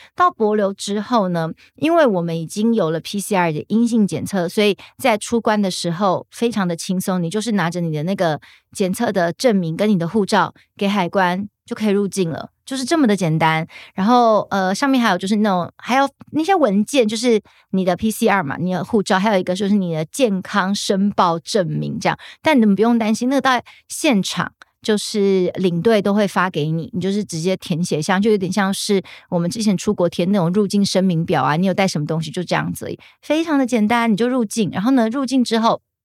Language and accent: Chinese; Taiwan; 三楼是我们中华民国在博流的大使馆